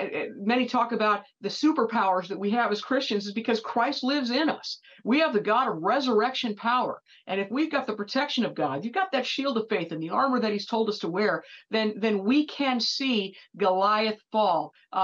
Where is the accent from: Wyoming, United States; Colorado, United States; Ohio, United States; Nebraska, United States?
Ohio, United States; if I wasn't an Ohioan, or if I wasn't drawn to Florida because my husband's a Floridian